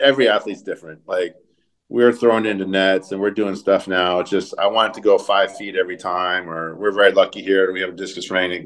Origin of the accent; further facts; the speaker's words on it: Southern California, United States; also born or lived in Phoenix, Arizona; now in Eugene, United States; growing up in Southern California, uh, moving to the to the Northwest